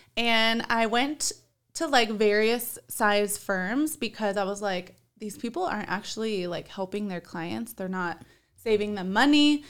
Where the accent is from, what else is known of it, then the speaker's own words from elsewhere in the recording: Compton, California, United States; now in Arizona, United States; I was born in Compton, which if you're, like, familiar with California, that is, like, the ghetto in California.